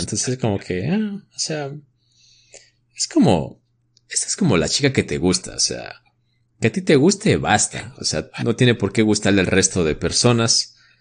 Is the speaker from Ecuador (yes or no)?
yes; Ecuador; como ecuatorianos